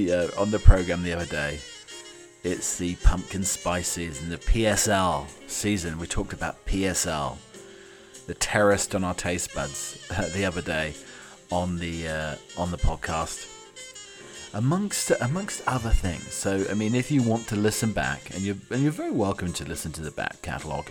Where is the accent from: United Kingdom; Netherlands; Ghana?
United Kingdom; I'm your British butler